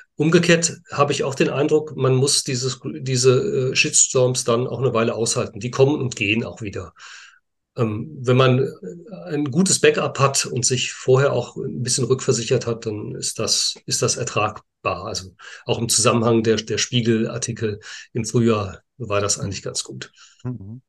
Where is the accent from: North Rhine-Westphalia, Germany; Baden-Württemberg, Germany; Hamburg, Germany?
North Rhine-Westphalia, Germany; Münster; ich auch gebürtiger Münsteraner bin